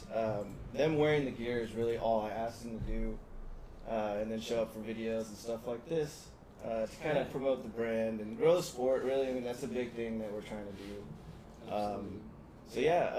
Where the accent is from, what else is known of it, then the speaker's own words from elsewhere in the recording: San Antonio, Texas, United States; now in Houston, United States; I'm from San Antonio